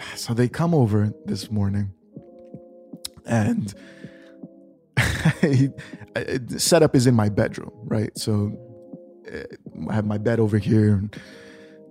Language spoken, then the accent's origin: English; New York, United States; growing up in New York, my uncles